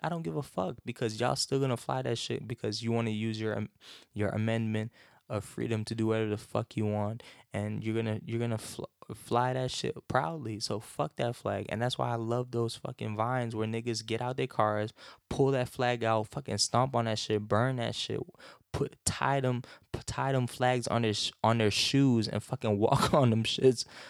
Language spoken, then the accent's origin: English; North Carolina, United States; growing up in North Carolina